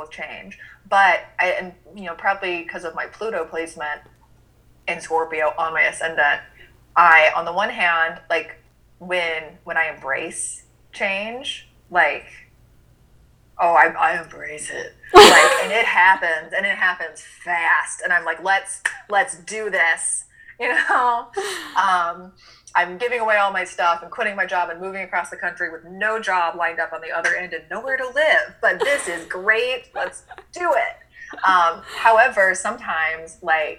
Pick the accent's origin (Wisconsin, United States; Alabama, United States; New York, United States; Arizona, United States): Alabama, United States; Birmingham; I grew up in Birmingham, Alabama, had to go to church every Sunday